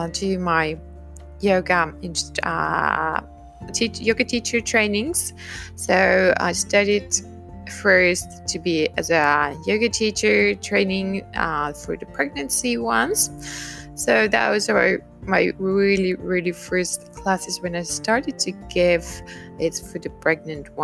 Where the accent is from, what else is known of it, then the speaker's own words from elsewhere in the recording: Finland; I am from Finland